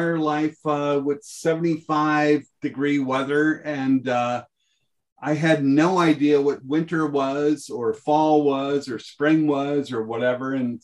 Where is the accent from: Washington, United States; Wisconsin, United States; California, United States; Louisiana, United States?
California, United States; Los Angeles; I grew up in South Bay